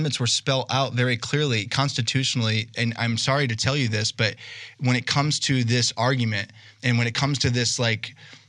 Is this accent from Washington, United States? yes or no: no; New York, United States; moved away as an adult; now in Arizona, United States; I grew up in New York in an environment where there was no talk of racism.